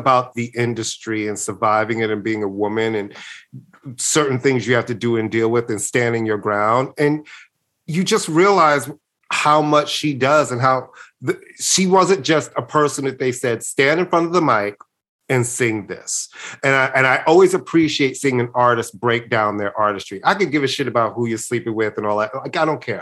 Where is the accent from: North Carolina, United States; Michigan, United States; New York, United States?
New York, United States; New York City; I was born in Brooklyn and I'm from New York.